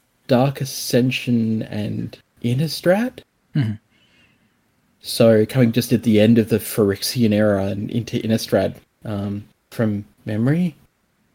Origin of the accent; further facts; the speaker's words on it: Australia; I'm Australian